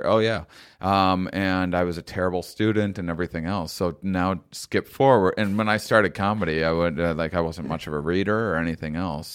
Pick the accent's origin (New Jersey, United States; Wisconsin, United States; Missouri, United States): Wisconsin, United States; La Crosse; moved away; Wisconsin where I'm from originally